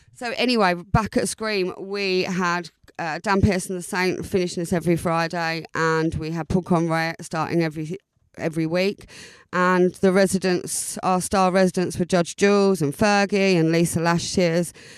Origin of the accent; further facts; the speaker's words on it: Southend-on-Sea, East of England, United Kingdom; moved away as an adult; now in Brighton, United Kingdom; original Essex girl, born and bred in South Endonsee